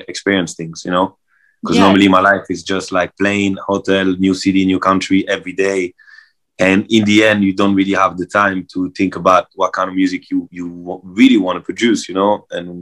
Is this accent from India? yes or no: no; Marseille, Provence-Alpes-Côte d'Azur, France; I'm from Marseille, south of France, so I grew up at the beach, so I'm a beach boy.